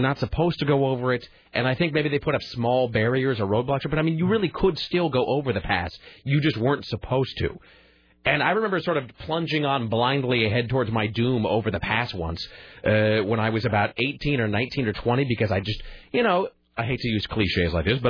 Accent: Washington, United States; now in Portland, United States; I didn't grow up, you know, here. I grew up in Washington.

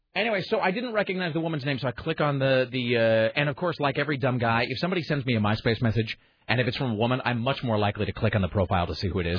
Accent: Richland, Washington, United States; My hometown high school, they are the Richland Bombers

